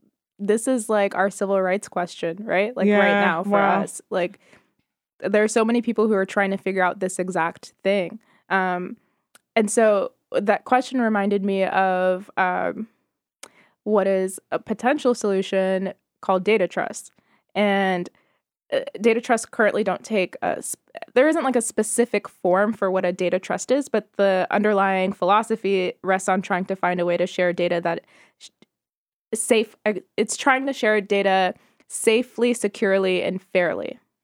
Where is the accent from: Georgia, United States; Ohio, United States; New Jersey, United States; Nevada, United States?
Nevada, United States; Maybe. I'm so bad with following my home state.